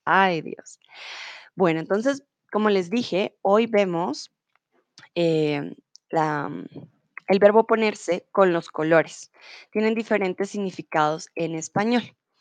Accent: Colombia

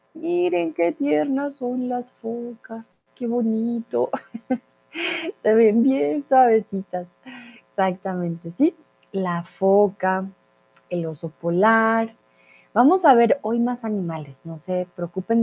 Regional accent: Colombia; Soy de Colombia

